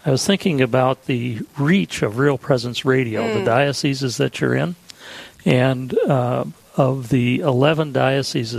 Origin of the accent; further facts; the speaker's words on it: Dickinson, North Dakota, United States; I was born in Dickinson